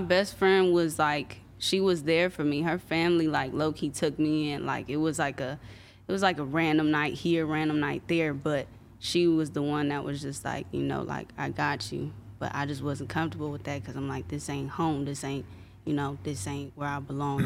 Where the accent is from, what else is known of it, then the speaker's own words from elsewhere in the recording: Compton, California, United States; also born or lived in Anaheim; And I was raised in Compton. Like, I moved to Compton when I was, like, four